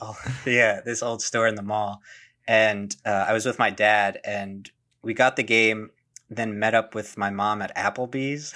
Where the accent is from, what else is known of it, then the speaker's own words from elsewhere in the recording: New Jersey, United States; I'm from New Jersey